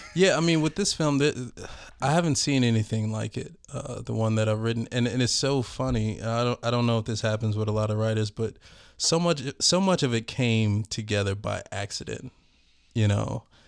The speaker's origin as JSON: {"language": "English", "town": "Minneapolis", "region": "Minnesota", "country": "United States", "tie": "born or raised there", "said": "I'm from North Minneapolis"}